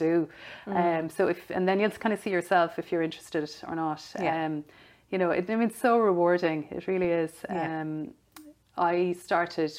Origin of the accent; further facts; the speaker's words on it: Tipperary, Munster, Ireland; moved away; I'm from Tipperary